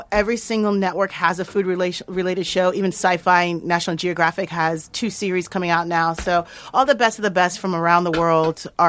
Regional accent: Haiti; I'm like a Jamaican, but I'm Haitian.

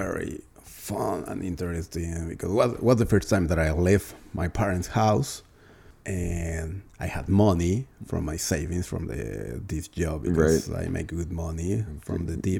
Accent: Tijuana / Ensenada, Baja California, Mexico; English is a second language; also born or lived in Celaya, Guanajuato, Mexico; I'm originally from Guanajuato. I was born in Celaya, Guanajuato. I arrived to Tijuana when I was four years old with my parents.

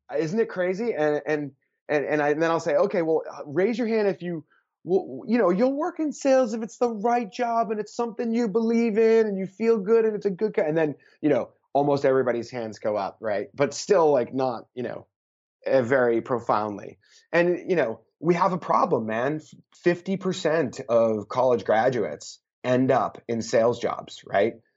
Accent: Boston, Massachusetts, United States; I'm from Boston

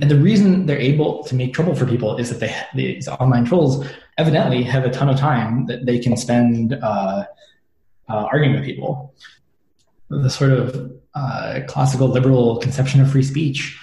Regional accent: United States; growing up in the American education system

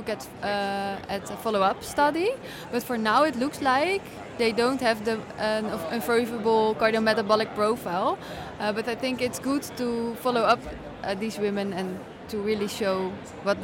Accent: Rotterdam, South Holland, Netherlands; it's my hometown

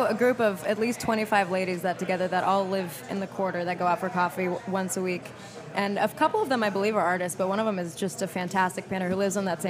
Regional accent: Maryland, United States; moved away as an adult; also born or lived in Wisconsin; now in New Orleans, United States; I'm from Maryland

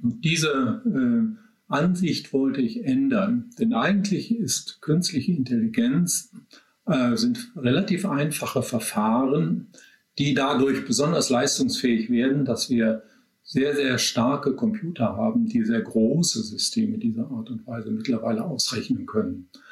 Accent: Germany; bei uns in Deutschland

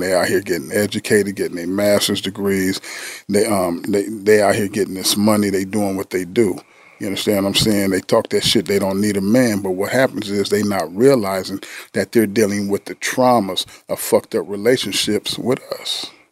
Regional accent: San Diego, California, United States; I'm from San Diego, California

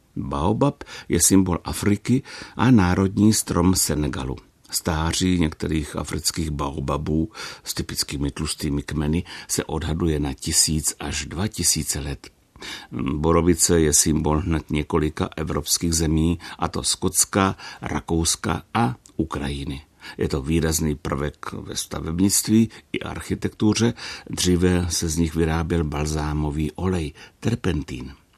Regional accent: Brno, South Moravian Region, Czechia; u nás v Brně

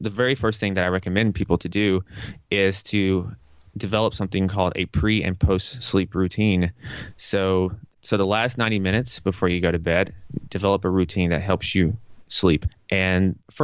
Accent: Tennessee, United States; moved away as an adult; also born or lived in New York; I'm from Tennessee, and Tennessee is very conservative compared to New York

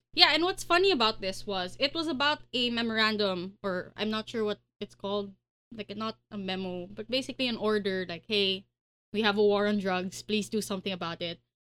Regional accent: Pasig, Metro Manila, Philippines; I'm from Pasig

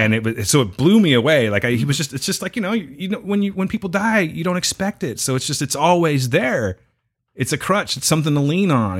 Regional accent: United States; I'm an American and we're rowdy and shit

